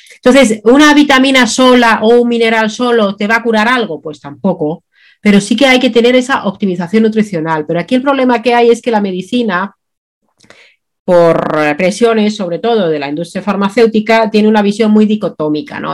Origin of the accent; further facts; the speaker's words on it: Finland; now in Spain; mi infancia en Finlandia